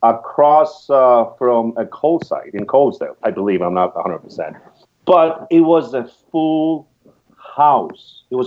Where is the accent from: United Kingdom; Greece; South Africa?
Greece; moved away as an adult; also born or lived in Pennsylvania; now in United States; I'm from Greece, but I lived half of my life here.